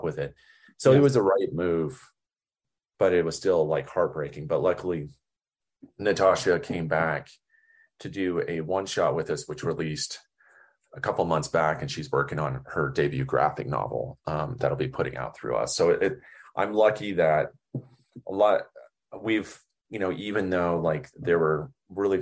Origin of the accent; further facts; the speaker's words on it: Oklahoma, United States; growing up in Oklahoma